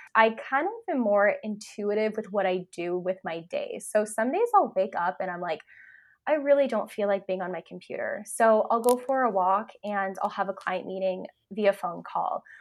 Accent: California, United States; moved away as an adult; now in Vancouver, Canada; I live in Canada, I'm actually from California, so I made that move a couple years ago

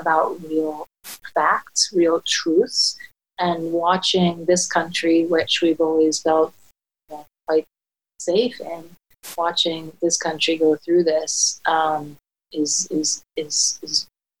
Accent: Egypt; moved away; we grew up with this in Egypt

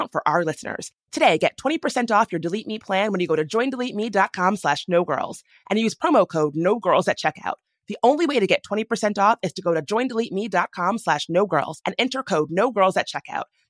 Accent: Washington, District of Columbia, United States; my hometown of Washington, D.C.

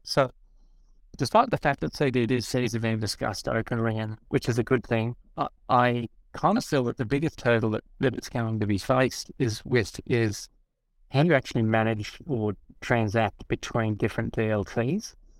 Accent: Australia; I'm Australian

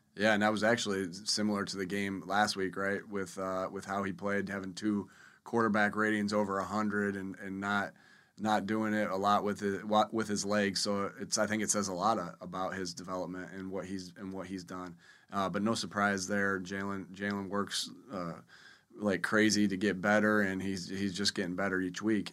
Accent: Jamestown, New York, United States; moved away; I grew up in the Northeast over there in Jamestown, New York

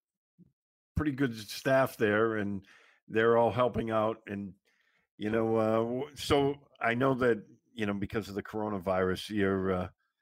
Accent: Boston, Massachusetts, United States; I grew up in Boston

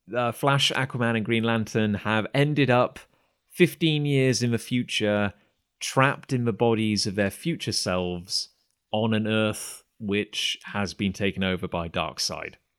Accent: United Kingdom; being British and growing up in cider country

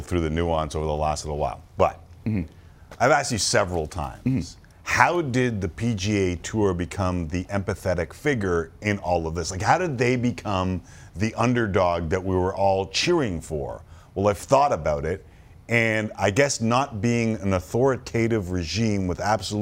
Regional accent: Canada; I am Canadian

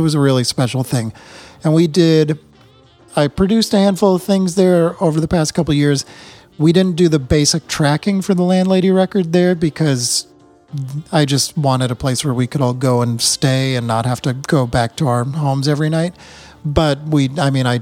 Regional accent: New England, United States; now in Vermont, United States; we're both from New England

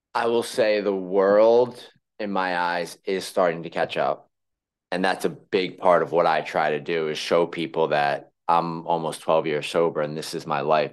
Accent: Philadelphia, Pennsylvania, United States; accent: Philly; moved away as an adult; now in New York, United States

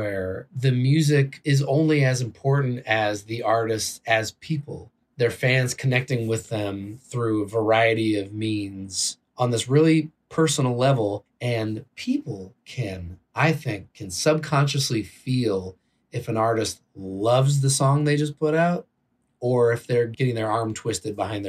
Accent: Bay Area, California, United States; I grew up in the Bay Area where you have kids listening to hip hop right next to the punkers and the metalheads

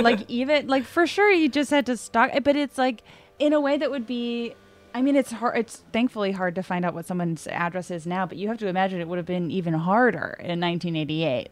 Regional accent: New England, United States; I grew up in New England

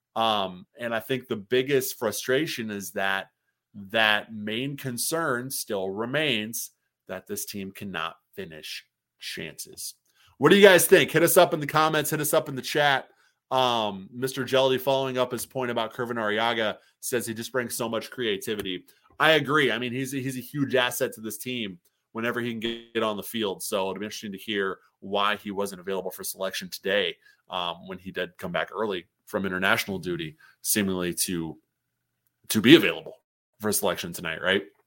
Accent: Illinois, United States; moved away; I'm from Illinois. Grew up a Bulls fan

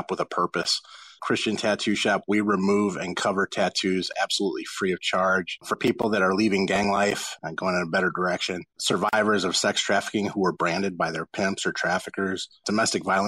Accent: Los Angeles, California, United States; I grew up in South Central Los Angeles in gang neighborhoods

